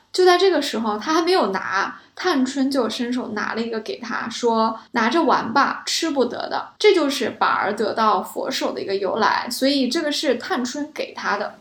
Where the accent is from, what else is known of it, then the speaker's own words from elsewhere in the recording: China; 我们中国人